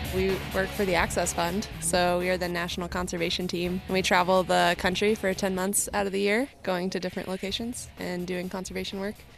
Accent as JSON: {"language": "English", "region": "Colorado", "country": "United States", "tie": "born or raised there", "also_born_or_lived": "North Carolina", "said": "So I was born in North Carolina and I moved to Colorado as a kid when I was around six years old"}